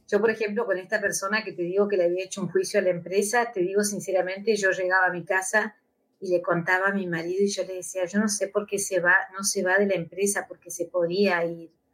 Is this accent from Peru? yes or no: no; Argentina; moved away as an adult; now in Spain; soy argentina, vivo hace nueve años acá, y yo sé que en algún momento me voy a volver a la Argentina